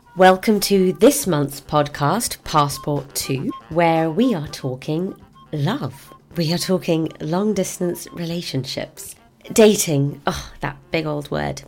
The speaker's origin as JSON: {"language": "English", "region": "London", "country": "United Kingdom", "said": "I'm from London"}